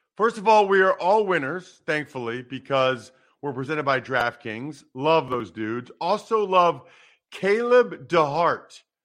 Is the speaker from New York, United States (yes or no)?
no; Wyomissing, Pennsylvania, United States; my hometown of Wyomissing, Pennsylvania